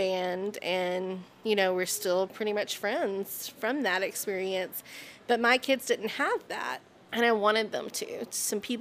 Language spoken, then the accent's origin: English; North Texas, United States; moved away; growing up in small towns. I'm from North Texas, so small towns are the same no matter where they are